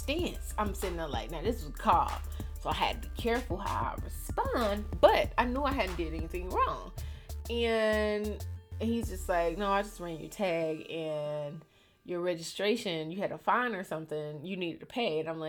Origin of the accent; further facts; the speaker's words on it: Miami, Florida, United States; I'm from Miami